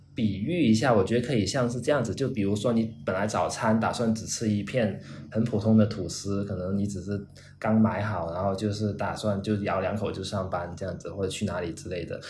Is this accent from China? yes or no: yes; China; 我们中国人说中国话